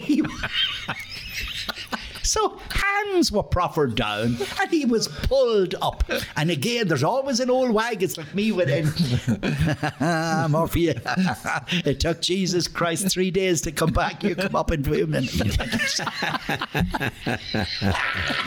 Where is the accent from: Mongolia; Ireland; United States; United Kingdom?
Ireland; Dundalk, Leinster; I was born and reared in Mary Street.